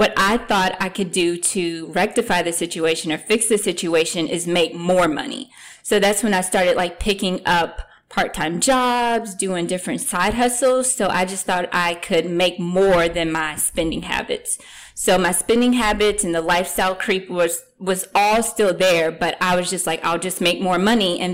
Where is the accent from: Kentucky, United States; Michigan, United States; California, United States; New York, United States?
Kentucky, United States; moved away as an adult; now in East Coast, United States; I'm originally from Kentucky, like I said earlier. So I moved to the East Coast